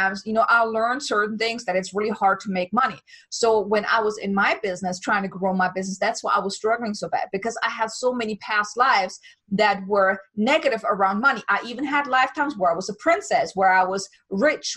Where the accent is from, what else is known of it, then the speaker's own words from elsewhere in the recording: Germany; moved away as an adult; now in United States; I'm from Germany